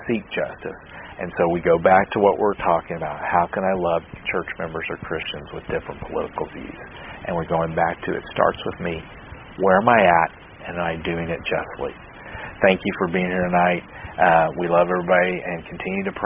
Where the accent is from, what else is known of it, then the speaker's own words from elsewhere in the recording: United States; I'm an American